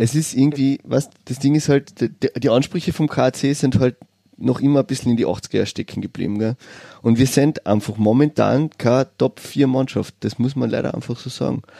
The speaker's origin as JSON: {"language": "German", "town": "Villach", "region": "Carinthia", "country": "Austria", "tie": "born or raised there", "said": "Ich bin in Villach geboren"}